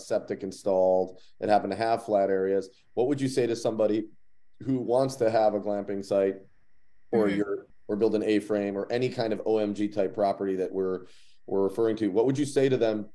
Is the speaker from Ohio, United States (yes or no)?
yes; Cleveland, Ohio, United States; growing up in Cleveland, Ohio